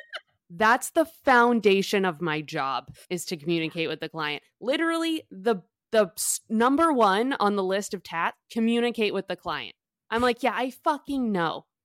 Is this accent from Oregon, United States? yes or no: no; Boston, Massachusetts, United States; I'm from Boston